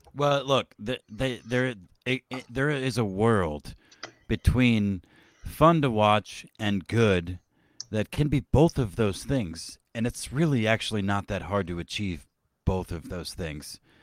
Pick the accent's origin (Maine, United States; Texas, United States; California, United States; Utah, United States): Texas, United States; I was born and raised in Texas